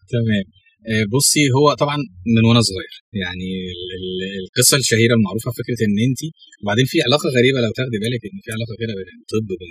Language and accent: Arabic; Sohag, Sohag Governorate, Egypt; moved away as an adult; now in Cairo, Egypt; انا مش من القاهره اصلا انا من الصعيد من سوهاج